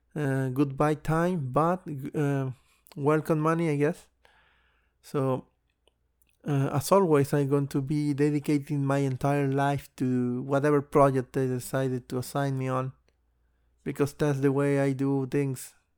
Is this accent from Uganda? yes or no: no; Mexico; I moved to my hometown, um, before the coronavirus actually hit Mexico